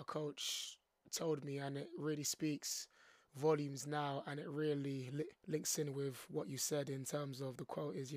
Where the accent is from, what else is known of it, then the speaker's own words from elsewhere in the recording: London, United Kingdom; born and raised in London